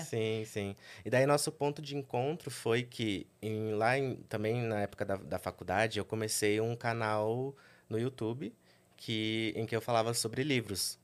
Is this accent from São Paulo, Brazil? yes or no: yes; Sorocaba, São Paulo, Brazil; moved away as an adult; now in São Paulo, Brazil; originalmente, eu sou de Sorocaba. Vivi lá a minha vida toda com os meus pais